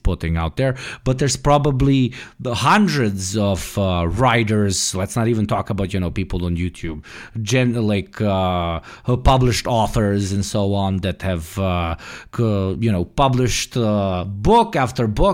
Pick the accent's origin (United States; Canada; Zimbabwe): United States; New Jersey; I'm literally from New Jersey